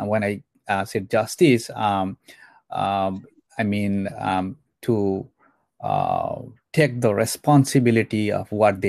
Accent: Bhutan; now in United States; as an American citizen and a former Bhutanese refugee

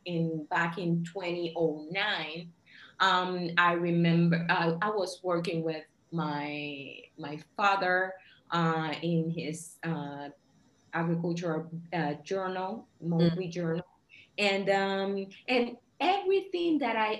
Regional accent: Puerto Rico; I'm Puerto Rican. I was born and raised in Puerto Rico, which is an island in the Caribbean.

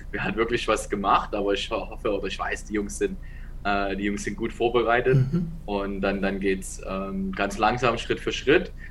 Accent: Dresden, Saxony, Germany; moved away; also born or lived in Ravensburg; ich komme aus Dresden.

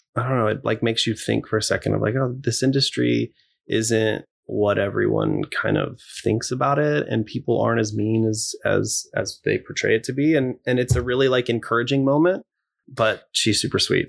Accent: Corpus Christi, Texas, United States; moved away; I grew up in Texas, so I love country everything

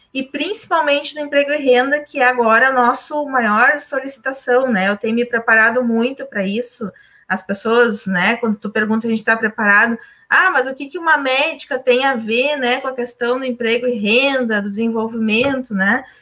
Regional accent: Charqueadas, Rio Grande do Sul, Brazil; Aqui na minha terra, Encharqueadas

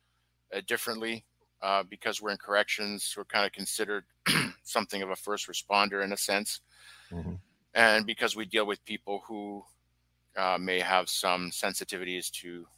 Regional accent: British Columbia, Canada; also born or lived in France; I came to Canada at a young age, a young, tender age of four. And I grew up in a mostly English-speaking part of Canada, British Columbia

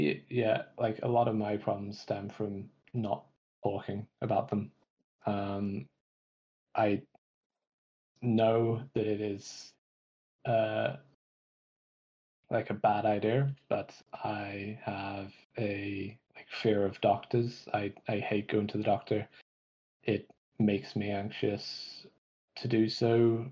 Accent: Manchester, North West England, United Kingdom; moved away as an adult; also born or lived in London; now in Belfast, United Kingdom; I grew up in Manchester. I went to university in London, and then I moved to Belfast

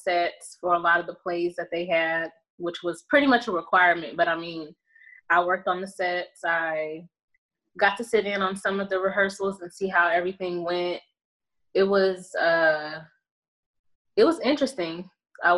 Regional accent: Victoria, Texas, United States; moved away as an adult; now in California, United States; I'm born and raised in Texas, Victoria, Texas, to be exact

